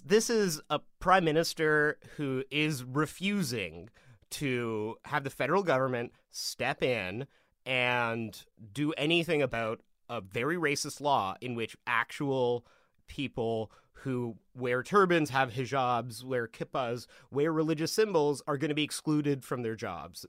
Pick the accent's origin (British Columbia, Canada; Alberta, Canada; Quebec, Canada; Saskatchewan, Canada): British Columbia, Canada; Vancouver; I grew up around Vancouver